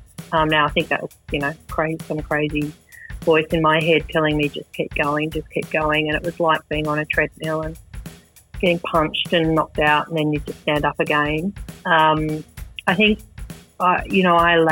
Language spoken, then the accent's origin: English; Sydney, New South Wales, Australia; I grew up on Sydney's northern beaches, the average Australian upbringing